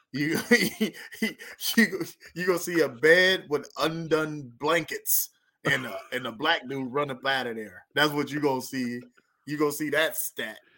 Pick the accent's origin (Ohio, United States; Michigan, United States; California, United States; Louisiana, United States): California, United States; near Lancaster/Palmdale; right by my hometown